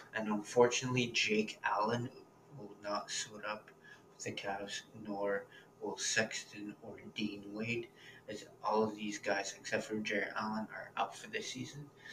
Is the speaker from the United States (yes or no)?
no; Toronto, Ontario, Canada; my hometown team, the Toronto Raptors